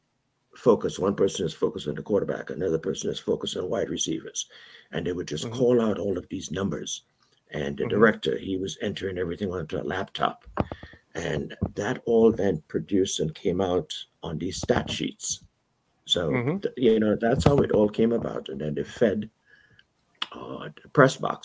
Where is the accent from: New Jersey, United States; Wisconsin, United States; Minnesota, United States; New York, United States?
New York, United States; New York City; moved away; also born or lived in Round Lake; I have roots. Okay, but I primarily grew up in Brooklyn